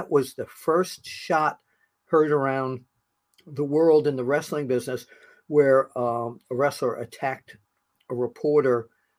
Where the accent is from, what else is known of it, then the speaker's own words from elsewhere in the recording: New York, United States; as a New Yorker